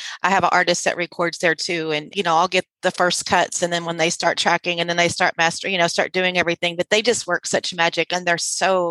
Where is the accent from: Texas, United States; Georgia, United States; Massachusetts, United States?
Texas, United States; Sealy; moved away; also born or lived in San Felipe, Texas; I grew up across the I-10 overpass on the other side in San Felipe, because Sealy, Texas is my hometown.